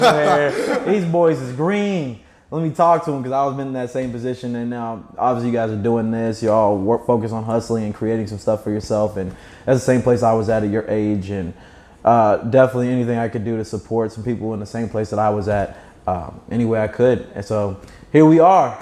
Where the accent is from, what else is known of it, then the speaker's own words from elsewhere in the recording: Kentucky, United States; I'm from Kentucky